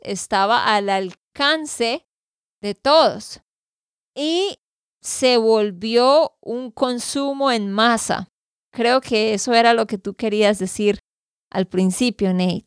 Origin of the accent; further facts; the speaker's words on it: Santander, Colombia; de Santander, Colombia